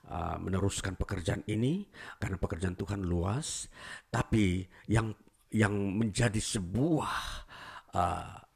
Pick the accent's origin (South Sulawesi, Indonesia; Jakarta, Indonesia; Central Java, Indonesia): South Sulawesi, Indonesia; Toraja; saya uh, pulang ke kampung halaman saya di Toraja ya, namanya